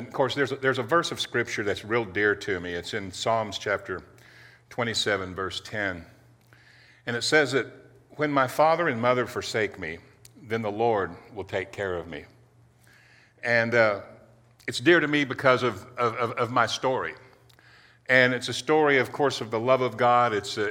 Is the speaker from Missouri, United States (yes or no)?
no; Titusville, Florida, United States; I grew up over in Titusville, Florida. And back in the 60s, my dad, you know, worked on the Apollo program over there.